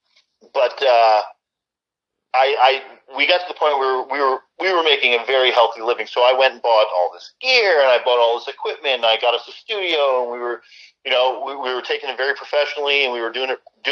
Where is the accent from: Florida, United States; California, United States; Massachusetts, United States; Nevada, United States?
Florida, United States; South; also born or lived in Long Island, New York / Fort Campbell, Kentucky / Iraq / Germany; Then I moved to South Florida, where I've pretty much been ever since